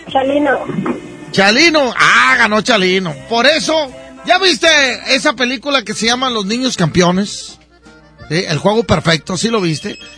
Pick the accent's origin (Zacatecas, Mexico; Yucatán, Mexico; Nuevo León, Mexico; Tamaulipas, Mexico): Nuevo León, Mexico; born there; estoy hablando de los que nacimos aquí en Nuevo León, ¿verdad?